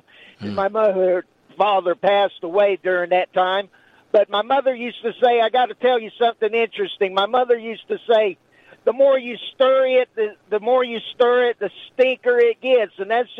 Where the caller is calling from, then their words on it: Maggie Valley, North Carolina, United States; Oh, I'm calling you from Western North Carolina over here in Maggie Valley in Waynesville. I live right on the border.